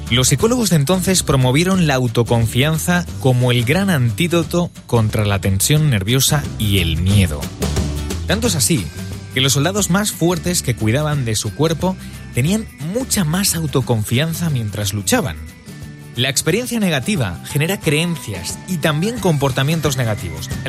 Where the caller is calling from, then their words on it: Madrid, Community of Madrid, Spain; de Madrid.